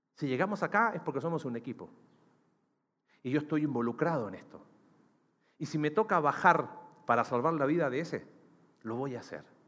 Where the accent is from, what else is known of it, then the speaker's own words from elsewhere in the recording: Chile; now in Mexico; mi país, en Chile